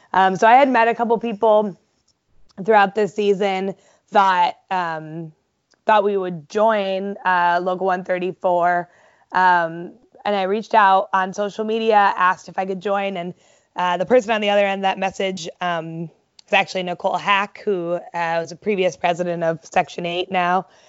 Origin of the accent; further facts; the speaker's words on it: Ohio, United States; I grew up in Ohio